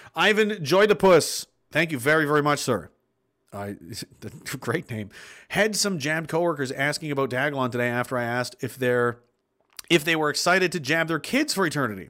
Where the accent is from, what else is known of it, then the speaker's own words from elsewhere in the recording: Pictou County, Nova Scotia, Canada; He's actually from my hometown